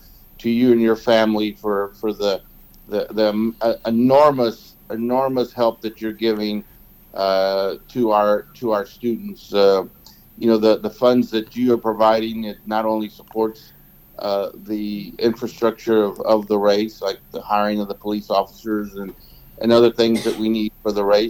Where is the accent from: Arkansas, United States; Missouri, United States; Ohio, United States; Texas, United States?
Texas, United States; Houston; also born or lived in Cuero, Texas; I was born in Cuero. We didn't move to Houston until I was in the fourth grade.